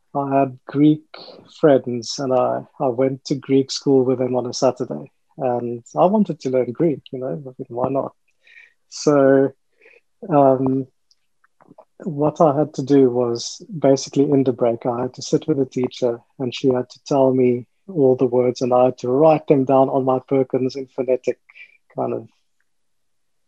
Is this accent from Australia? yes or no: no; England, United Kingdom; I'm from England, I know a little bit of German